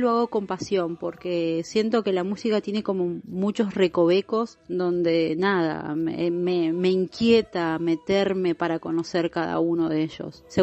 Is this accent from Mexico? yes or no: no; Buenos Aires, Argentina; born there; now in Caleta Olivia, Argentina; yo soy nacida en Buenos Aires. Eh, hace muchísimos años nos vinimos para el sur de la Argentina, específicamente a Caleta Olivia, provincia de Santa Cruz